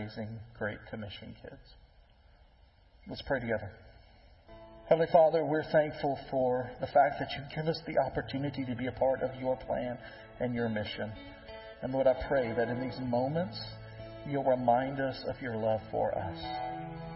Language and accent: English; Tennessee, United States